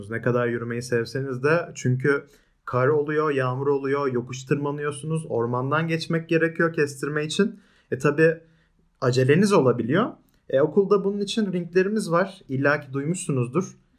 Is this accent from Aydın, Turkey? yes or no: no; Istanbul, Turkey; now in Ankara, Turkey; Yani ben doğma büyüme İstanbulluyum. O yüzden hala sevemedim Ankara'yı.